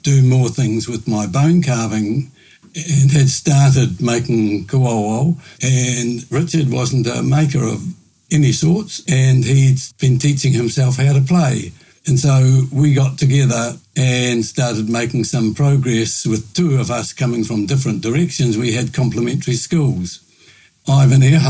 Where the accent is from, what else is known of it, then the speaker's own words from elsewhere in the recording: Murihiku, Southland, New Zealand; moved away as an adult; now in Nelson, New Zealand; I grew up in Muruheku and my heart is still there.